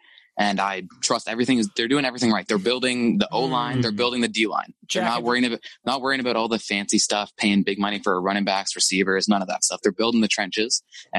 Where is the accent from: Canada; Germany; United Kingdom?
Canada; Ottawa, Ontario; No, I'm actually from Ottawa, Ontario, up in Canada.